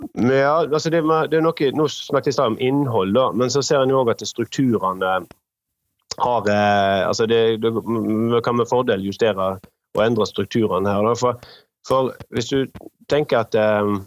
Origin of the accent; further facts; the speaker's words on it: Western Norway, Norway; jeg kommer fra Vestlandet, som en kanskje hører, og er da vokst opp med industri rundt, rundt meg